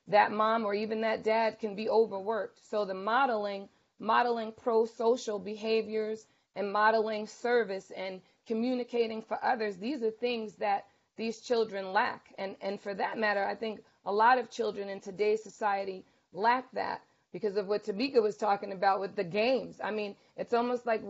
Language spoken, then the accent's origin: English; Bayonne, New Jersey, United States; I'm from Bayonne, and I went to the PAL after school